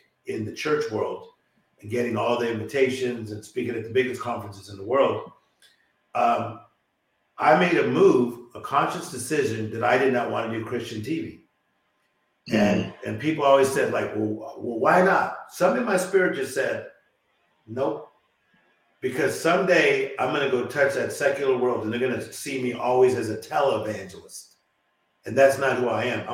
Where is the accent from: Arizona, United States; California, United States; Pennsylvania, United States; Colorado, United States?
California, United States; Compton; I was born in Compton, California, and I started going to church when I was 4 years of age